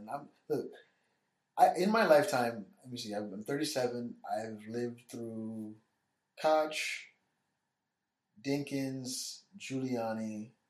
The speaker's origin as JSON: {"language": "English", "region": "New York", "country": "United States", "tie": "born or raised there", "said": "growing up in New York."}